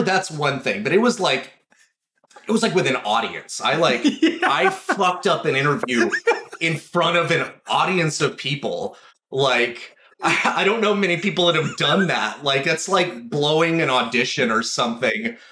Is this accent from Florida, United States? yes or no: no; Four Corners area, New Mexico, United States; now in Los Angeles, United States; I grew up in New Mexico, um, up in the Four Corners area specifically. It's just kind of the northwestern corner mm-hmm. of the state.